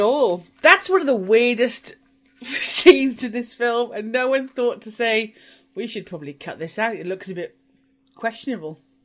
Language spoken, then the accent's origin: English; Welsh, Wales, United Kingdom; I'm Welsh